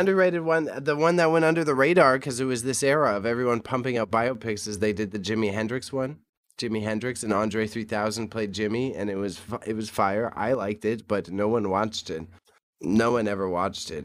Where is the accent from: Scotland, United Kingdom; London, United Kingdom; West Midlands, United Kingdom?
Scotland, United Kingdom; me as a Scotsman